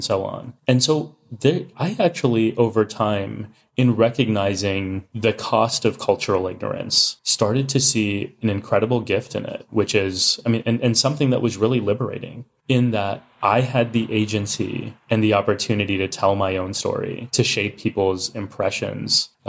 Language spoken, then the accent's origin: English; Texas, United States; growing up in Texas as kids wearing turbans